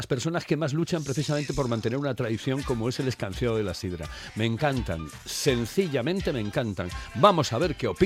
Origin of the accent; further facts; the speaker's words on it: Spain; soy español